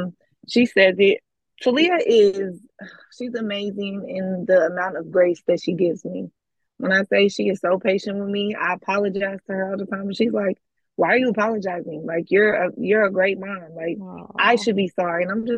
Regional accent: California, United States; moved away; Like I said, I'm not from here. I'm from California. We moved here.

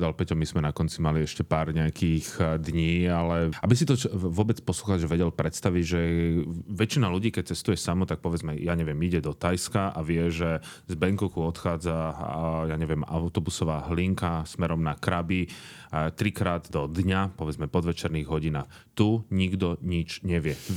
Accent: Slovakia; Chcem len povedať, že sme určite neboli prví Slováci, ktorí boli v Kongu, ale boli sme prví, ktorí sme prešli z východu smerom na západ.

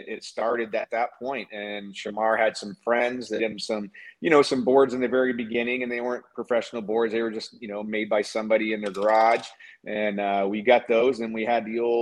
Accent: Maine, United States; I'm a country boy. So I grew up in Maine

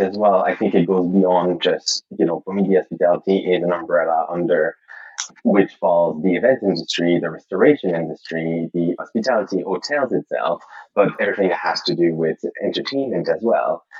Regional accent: Montreal, Quebec, Canada; moved away as an adult; now in London, United Kingdom; I'm originally from Montreal, Canada, and I moved to London in 2010

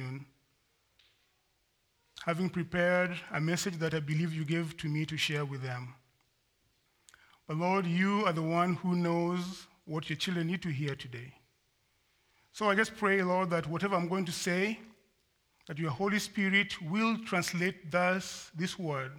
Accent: Kenya; moved away as an adult; I'm from Kenya originally. I've been here for a number of years. I came to school.

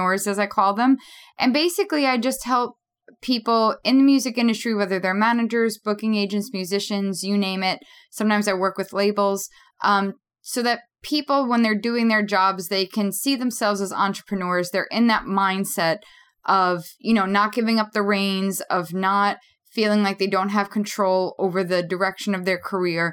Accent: New York City, New York, United States; I grew up in Queens, New York

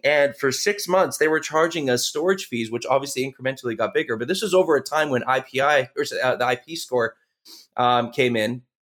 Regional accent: Canada; we're, we're from Canada

